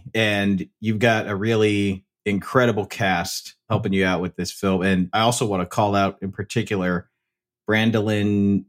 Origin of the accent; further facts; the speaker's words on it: United States; growing up in America and, you know, being American